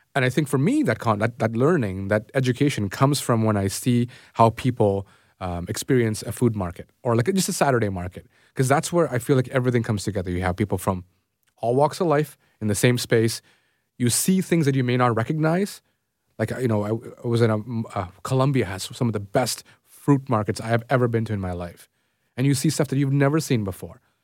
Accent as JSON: {"language": "English", "town": "Toronto", "region": "Ontario", "country": "Canada", "tie": "born or raised there", "said": "I grew up in Scarborough"}